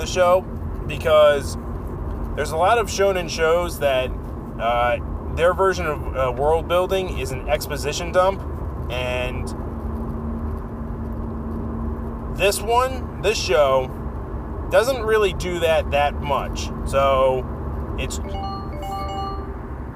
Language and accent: English; United States; as an American